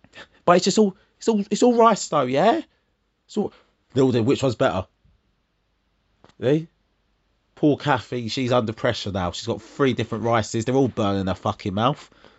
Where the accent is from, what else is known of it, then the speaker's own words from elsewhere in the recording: London, United Kingdom; …, one of London 10.